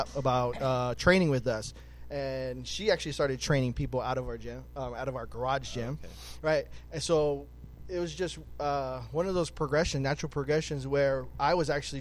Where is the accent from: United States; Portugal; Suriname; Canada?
United States; Hawaii; moved away; we grew up in Hawaii